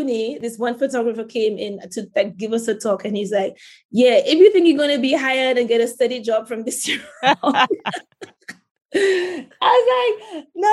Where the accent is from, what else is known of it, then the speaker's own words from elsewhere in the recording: St. Lucia; Growing up in St. Lucia